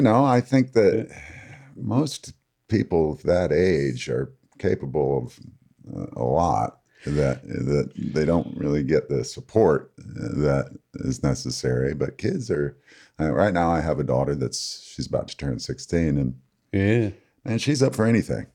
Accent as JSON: {"language": "English", "town": "Lansing", "region": "Michigan", "country": "United States", "tie": "born or raised there", "moved": "yes", "lives_now": "Bloomingdale, United States", "said": "I grew up in Lansing, Michigan"}